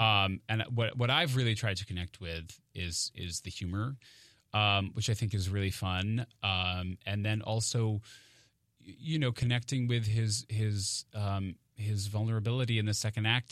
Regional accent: Maine, United States; moved away as an adult; now in New York, United States; I grew up in Maine

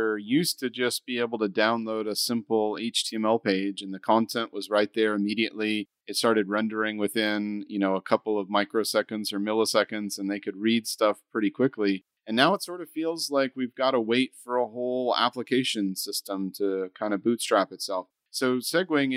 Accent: United States; I'm an American over there in London

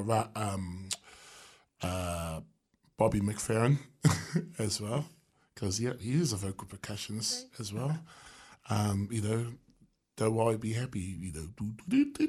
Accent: Wellington, New Zealand; born and bred in Newtown

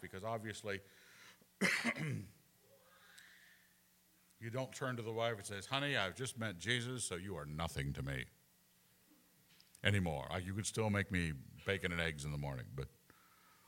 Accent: Scotland, United Kingdom; moved away; I'm still a Scot

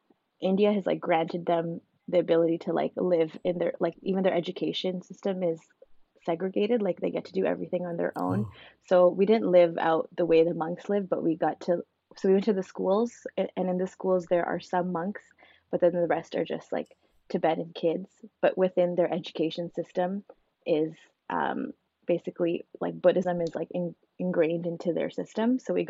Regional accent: Vancouver, British Columbia, Canada; also born or lived in Ontario; I was born in Ontario. We moved to Vancouver when I was about 6 years old.

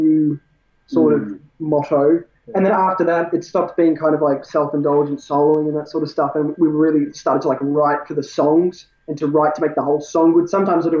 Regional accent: Bendigo, Victoria, Australia; We're from Bendigo, both in the little towns.

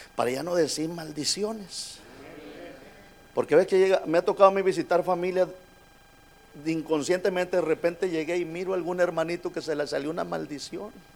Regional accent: Monterrey, Nuevo León, Mexico; now in United States; yo soy de Monterrey, México

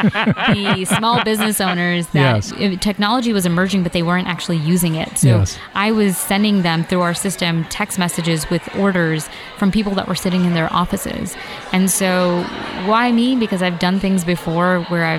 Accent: New York City, New York, United States; I'm a New Yorker.

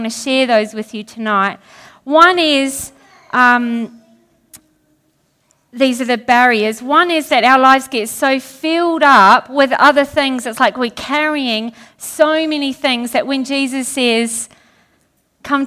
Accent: New Zealand; since I'm from New Zealand

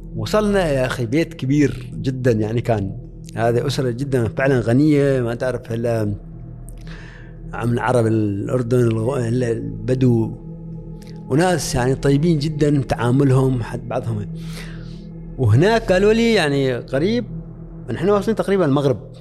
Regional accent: Oman; moved away as an adult

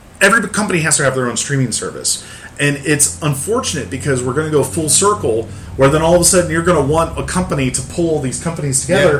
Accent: Central Illinois, United States; moved away; Where I was raised in Central Illinois. I was very close to Six Flags.

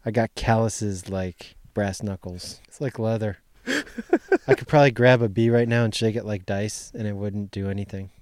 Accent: Ohio, United States; when I was a kid, growing up in Ohio

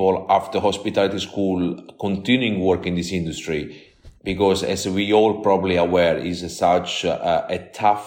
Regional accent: Amalfi Coast, near Salerno, Campania, Italy; moved away as an adult; now in London, United Kingdom; I'm originally from the Amalfi Coast in south of Italy, in a little town very popular in Italy for the making of the buffalo mozzarella, just off Salerno

